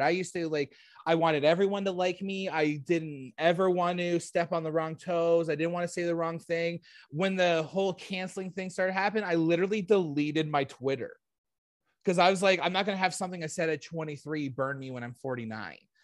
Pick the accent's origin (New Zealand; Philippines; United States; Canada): Canada; I'm not American, I'm a Canadian